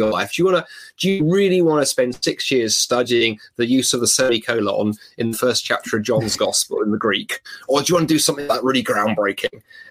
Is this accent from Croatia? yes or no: no; London, United Kingdom; I grew up in London